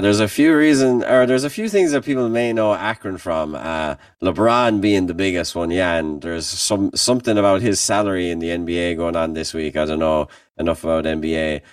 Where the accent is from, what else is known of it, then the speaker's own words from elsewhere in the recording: Limerick, Munster, Ireland; moved away as an adult; now in Kent, Ohio, United States; as a band, we're from Limerick